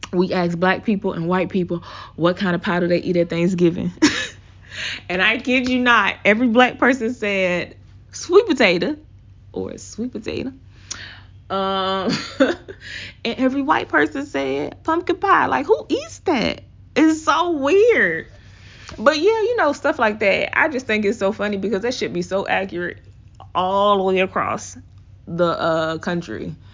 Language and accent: English; the South, United States; accent: Southern; my Southern accent, 'cause I'm from the South, y'all.